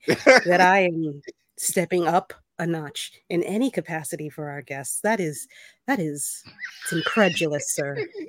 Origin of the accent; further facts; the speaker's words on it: Baltimore, Maryland, United States; now in New York, United States; I'm from Baltimore.